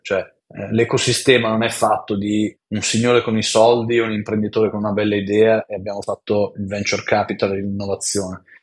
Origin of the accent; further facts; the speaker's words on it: Biella, Piedmont, Italy; also born or lived in Turin; sono nato a Biella, all'inizio il mio futuro era finire in un'azienda del tessile, cioè la massima aspirazione per mia mamma era speriamo che tu finisca in una bella azienda del tessile. Poi sono andato all'Università a Torino